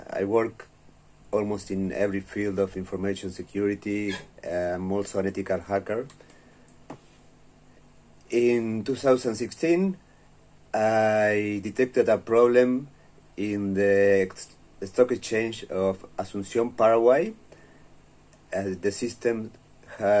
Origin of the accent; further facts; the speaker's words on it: Uruguay; I'm from Uruguay, and I am the first information security professional that was sent to prison in my country